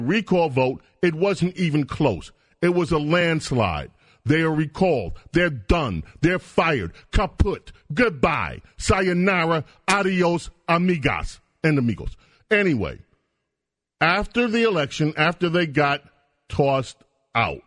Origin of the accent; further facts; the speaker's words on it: New York City, New York, United States; I grew up in Queens